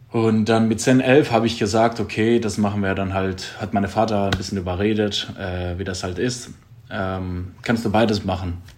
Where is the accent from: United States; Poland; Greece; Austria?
Greece; Drama, Central Macedonia; born or raised there; moved away